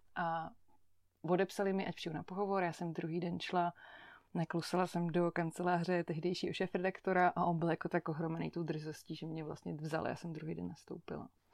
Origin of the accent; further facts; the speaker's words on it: Chodov, Karlovy Vary Region, Czechia; moved away as an adult; also born or lived in Netherlands; now in Prague, Czech Republic; Vyrůstala jsem v Chodově u Karlových varů, to je takový menší město na západě Čech